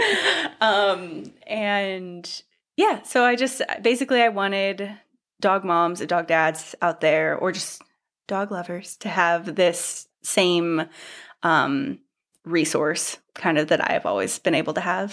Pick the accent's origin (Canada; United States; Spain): United States; Northern California; moved away as an adult; also born or lived in Portland / Seattle / London; I grew up in Northern California